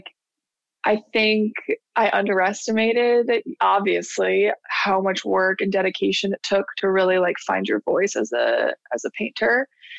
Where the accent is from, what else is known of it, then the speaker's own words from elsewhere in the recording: Buffalo, New York, United States; also born or lived in California / Florida; Well, it's funny because I went New York to Florida and back to New York, because I was technically, until I was 10, I was born in California. Then I only moved to New York, Buffalo, New York, when I was 3.